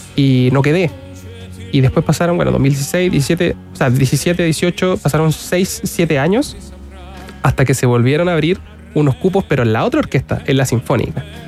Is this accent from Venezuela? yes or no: no; San Carlos, Ñuble, Chile; Yo soy de San Carlos